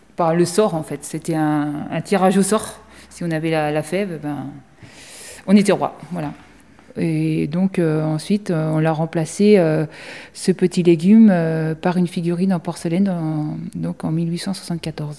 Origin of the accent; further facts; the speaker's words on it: France; nous, en tant que Français